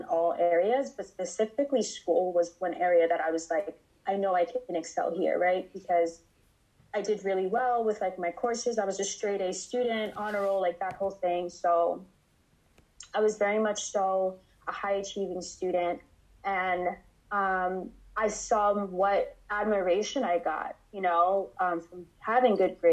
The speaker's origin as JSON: {"language": "English", "country": "United States", "said": "I am first generation American. So my family is from West Africa, Ghana specifically."}